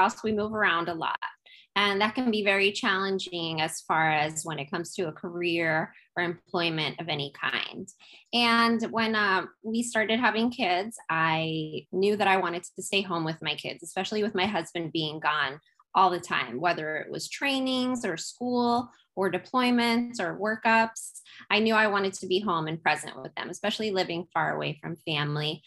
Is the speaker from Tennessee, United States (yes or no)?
no; New York, United States; moved away as an adult; now in Kaneohe, United States; I'm also originally from New York, which you gentlemen are as well. But yes, I'm in beautiful Oahu in Kaneohe, Hawaii